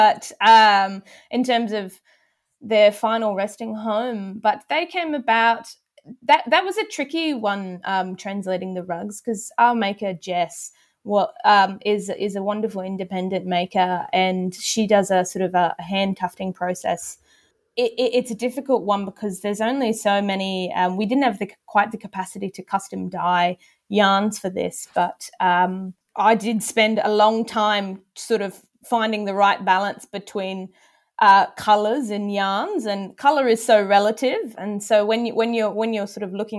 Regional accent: Brisbane, Queensland, Australia; moved away; I'm a Queenslander at heart, and I sort of lived in that heartland in my early years in Brisbane

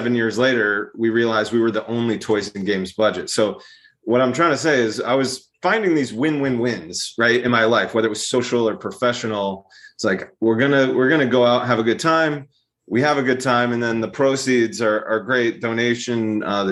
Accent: Brookline, Massachusetts, United States; moved away; I'm from Brookline

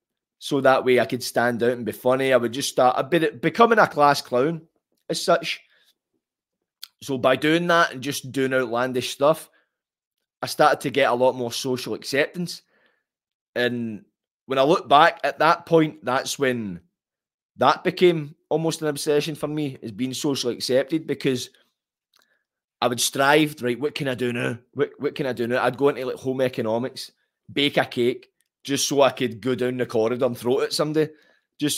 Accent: Glasgow, Scotland, United Kingdom; born or raised there

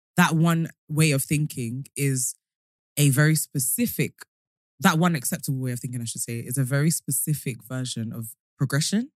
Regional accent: London, United Kingdom; born or raised there

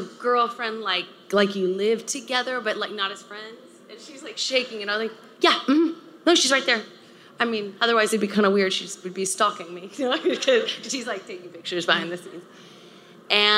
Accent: Texas, United States; I grew up in the South in a conservative part of Texas

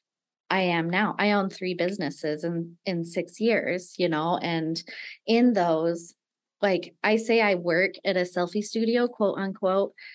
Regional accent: Nevada, United States; moved away as an adult; I grew up in Nevada

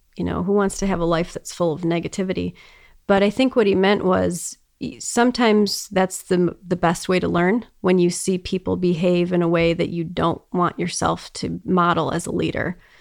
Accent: Detroit, Michigan, United States; also born or lived in Boston; I grew up in Metro Detroit area and lived here most of my life

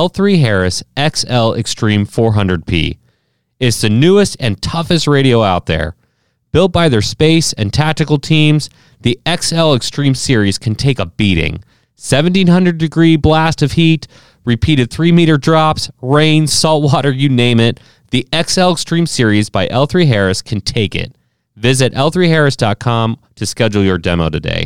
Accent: Ohio, United States; now in St. Louis, United States; as a kid growing up in Ohio

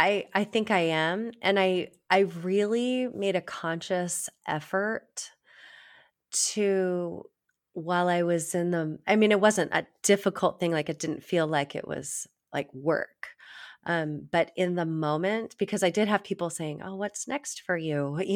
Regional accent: Virginia, United States; I don't know if you know, but I grew up in Virginia. I spent so much time there.

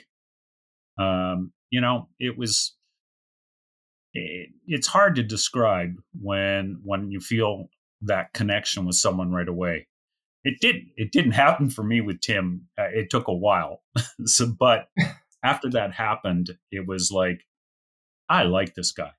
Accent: Canada; also born or lived in Calgary; So now I'm wandering Canadian

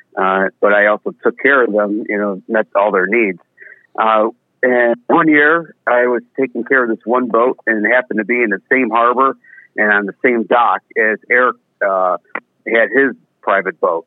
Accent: Chicago, Illinois, United States; also born or lived in Evergreen Park, Illinois / Lemont, Illinois; I lived in the south side of Chicago pretty much my whole life

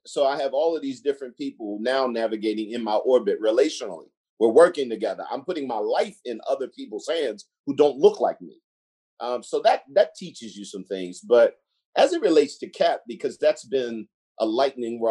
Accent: Baltimore, Maryland, United States; I grew up in East Baltimore for the most part.

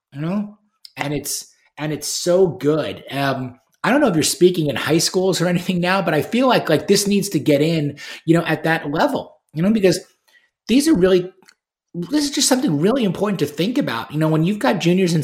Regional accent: New York, United States; where I was raised in New York

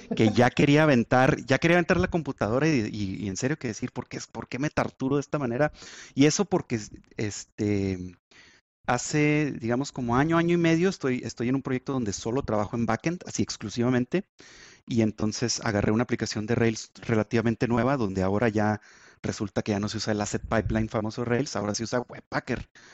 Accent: Chihuahua, Mexico; en Chihuahua, de donde soy

